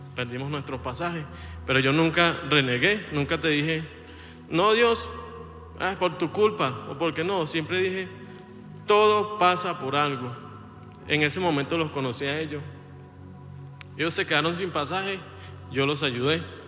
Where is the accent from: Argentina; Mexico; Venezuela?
Venezuela; moved away as an adult; also born or lived in Colombia; venimos de Venezuela, yo salí de Venezuela en el 2020